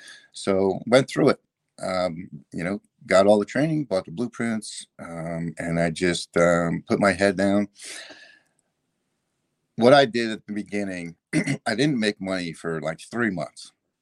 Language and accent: English; Georgia, United States; He said he was from Georgia. I'm from Georgia.